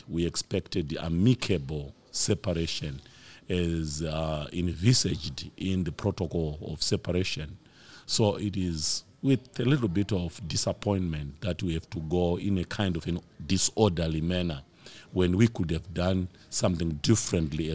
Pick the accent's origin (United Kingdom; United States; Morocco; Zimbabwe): Zimbabwe; I'm from Zimbabwe